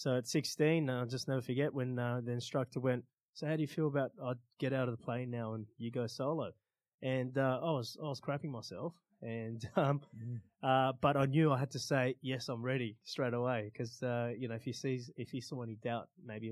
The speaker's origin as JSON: {"language": "English", "country": "Australia", "tie": "born or raised there", "also_born_or_lived": "Iran / Rome, Italy", "second_language": "English", "said": "growing up in Australia"}